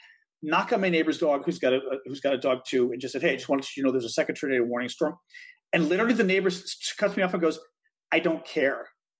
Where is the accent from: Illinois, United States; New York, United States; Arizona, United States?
Illinois, United States; Chicago; moved away; I was brought up in Chicago.